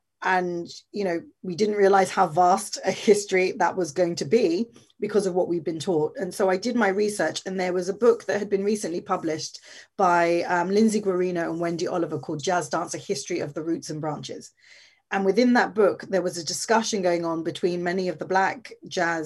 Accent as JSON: {"language": "English", "region": "London", "country": "United Kingdom", "tie": "born or raised there", "said": "I was born in London, born and raised in London"}